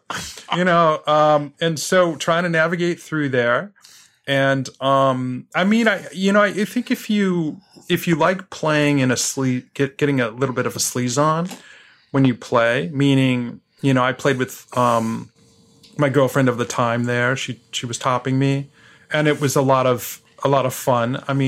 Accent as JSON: {"language": "English", "town": "New York City", "region": "New York", "country": "United States", "lives_now": "Boston, United States", "said": "I'm from New York City, so that's probably how I deal with it."}